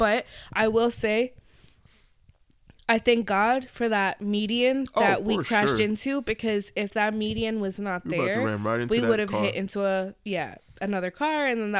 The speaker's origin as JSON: {"language": "English", "region": "Florida", "country": "United States", "said": "We weren't used to the hospitality because we come"}